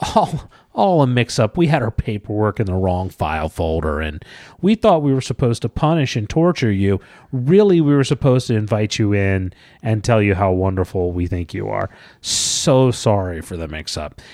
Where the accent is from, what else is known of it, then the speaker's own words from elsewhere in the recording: Georgia, United States; when I was a child and I grew up in Georgia